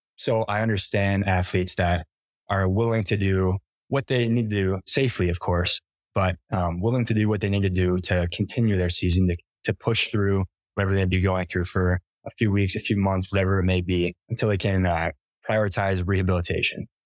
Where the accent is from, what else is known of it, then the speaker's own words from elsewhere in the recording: Rochester, New York, United States; moved away as an adult; now in Colorado, United States; grew up in Rochester, New York.